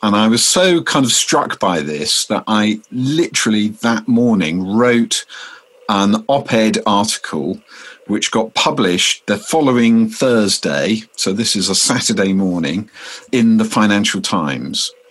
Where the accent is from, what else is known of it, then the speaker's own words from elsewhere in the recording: Deal, South East England, United Kingdom; my hometown of Deal's public library